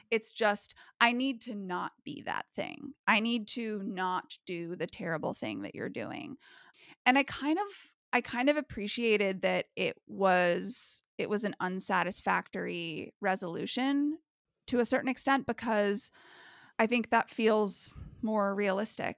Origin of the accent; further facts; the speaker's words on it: United States; living in twenty twenty-one as an American